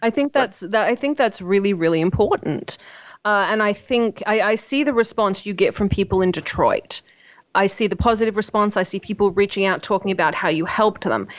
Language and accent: English; Australia; I'm Australian